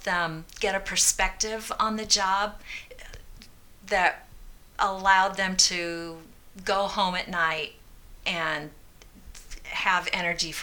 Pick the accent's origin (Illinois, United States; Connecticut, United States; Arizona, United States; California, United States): Illinois, United States; Peoria; I grew up in Peoria, and my grandmother lived on the farm in Ellisville